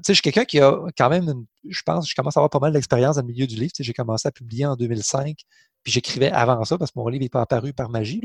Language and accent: French; Saint-Odilon-de-Cranbourne, Quebec, Canada; j'ai grandi en Beauce